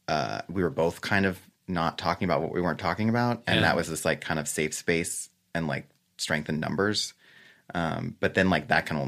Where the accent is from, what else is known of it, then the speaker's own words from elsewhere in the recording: Los Angeles, California, United States; I grew up in West